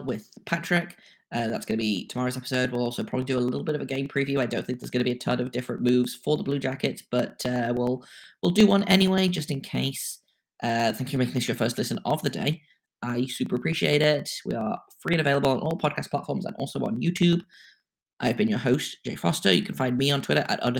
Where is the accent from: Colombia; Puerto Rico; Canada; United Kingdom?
United Kingdom; England; being English